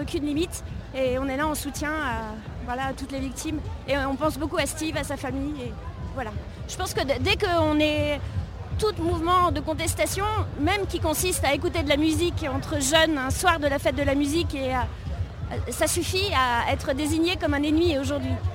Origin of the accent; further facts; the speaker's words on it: Paris, Île-de-France, France; je suis parisienne